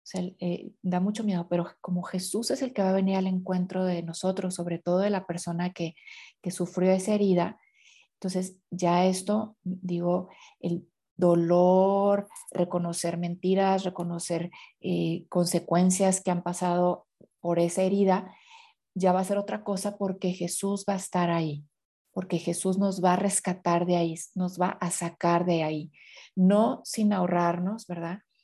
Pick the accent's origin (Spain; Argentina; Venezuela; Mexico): Mexico; yo soy de tal parte de la, de la República de México, ¿no? Soy tal parte de México